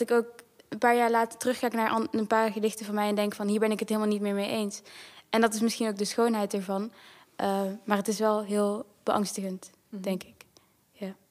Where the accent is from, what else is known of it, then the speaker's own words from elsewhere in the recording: Netherlands; ik ben in Nederland opgegroeid ook.